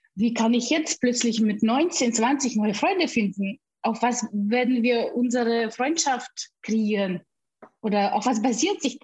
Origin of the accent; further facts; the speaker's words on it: Siberia, Russia; German is a second language; moved away as an adult; also born or lived in Bamberg, Germany; now in Germany; Ich bin in Sibirien gebo geboren und mit 18 Jahren bin ich nach Deutschland ausgereist.